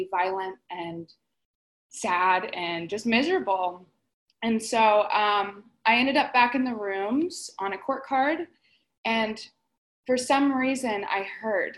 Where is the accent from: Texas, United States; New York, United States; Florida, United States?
Florida, United States; moved away as an adult; also born or lived in Palm Springs, California; I'm originally from Florida, and so I came out to Palm Springs